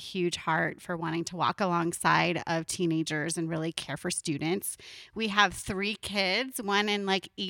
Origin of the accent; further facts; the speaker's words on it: San Diego, California, United States; Yeah, I am from San Diego, like you mentioned, and married to Tim.